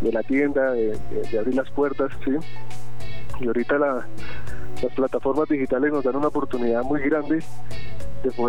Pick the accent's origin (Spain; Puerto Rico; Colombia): Colombia; Sopó, Cundinamarca; Nosotros funcionamos acá, somos de Sopó, sí, pero también apoyamos todo el tema de la región.